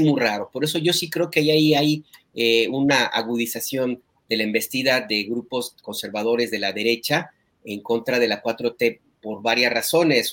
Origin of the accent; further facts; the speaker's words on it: Jalisco, Mexico; moved away; mi tierra, ahí en Jalisco